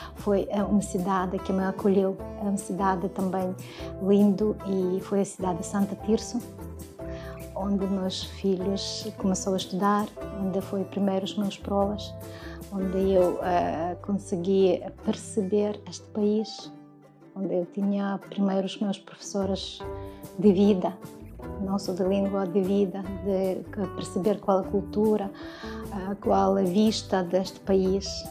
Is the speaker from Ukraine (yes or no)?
yes; Ukraine; Portuguese is a second language; moved away as an adult; now in Braga, Portugal; sou ucraniana